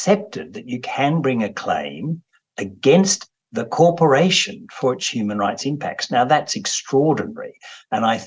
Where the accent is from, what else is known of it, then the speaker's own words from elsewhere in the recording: Australia; as an Australian